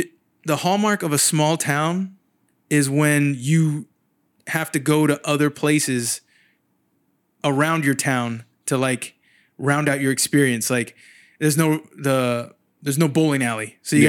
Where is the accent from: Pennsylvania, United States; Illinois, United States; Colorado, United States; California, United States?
California, United States; San Jose; moved away as an adult; now in Sacramento, United States; Yeah, I'm from San Jose originally.